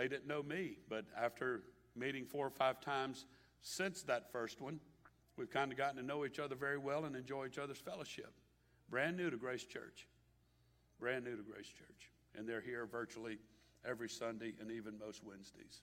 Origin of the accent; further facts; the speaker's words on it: Baton Rouge, Louisiana, United States; from Baton Rouge